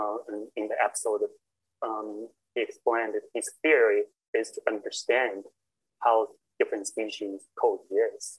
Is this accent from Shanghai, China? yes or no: yes; Shanghai, China; moved away as an adult; also born or lived in Pennsylvania, United States / Tucson, Arizona, United States; I was born and raised in Shanghai, China, at the Yangtze Delta